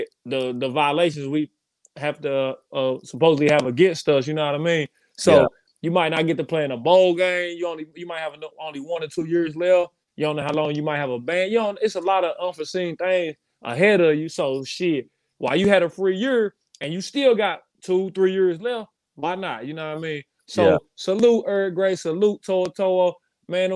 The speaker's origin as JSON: {"language": "English", "town": "Knoxville", "region": "Tennessee", "country": "United States", "tie": "born or raised there"}